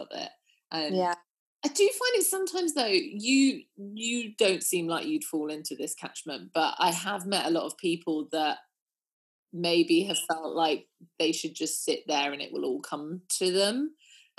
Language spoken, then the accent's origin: English; New Forest, South East England, United Kingdom; also born or lived in Dorset; I grew up in the New Forest